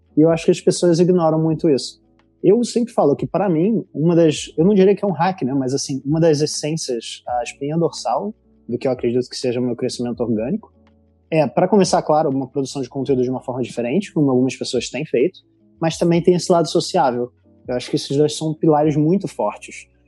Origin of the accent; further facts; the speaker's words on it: Rio de Janeiro, Brazil; accent: carioca; moved away as an adult; also born or lived in Italy / Portugal; now in London, United Kingdom; eu diria que eu não sou estereotipo carioca, mas o meu sotaque é muito forte. E sim, eu sou do Rio